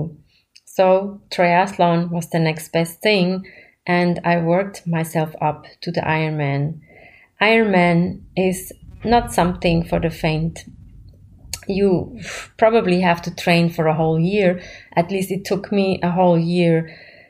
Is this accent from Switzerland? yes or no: yes; Switzerland; moved away as an adult; also born or lived in New York; I grew up in Switzerland